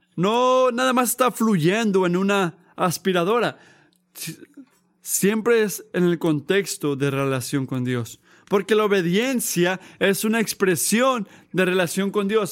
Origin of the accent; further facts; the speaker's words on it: United States; yo soy americano